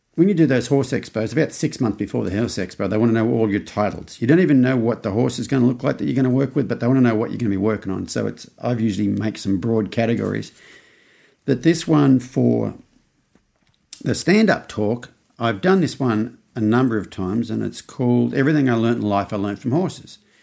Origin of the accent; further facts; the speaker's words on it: Australia; now in United States; as an Australian in America